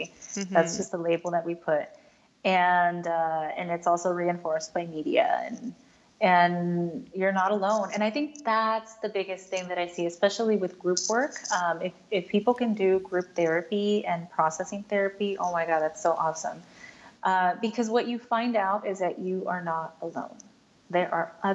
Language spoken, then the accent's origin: English; United States; I'm Latina, I'm Mexican American